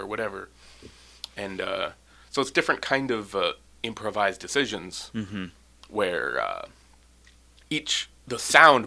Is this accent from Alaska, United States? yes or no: yes; Gravina Island, Alaska, United States; also born or lived in Ketchikan, Alaska; I grew up on Gravina, the southern tip of Gravina.